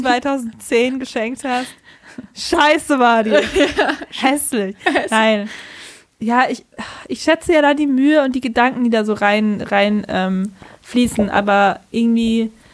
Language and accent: German; Bavaria, Germany; accent: Bavarian; moved away; ich komme aus Bayern